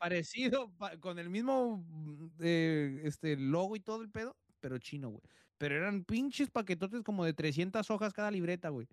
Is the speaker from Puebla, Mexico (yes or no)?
no; Tijuana, Baja California, Mexico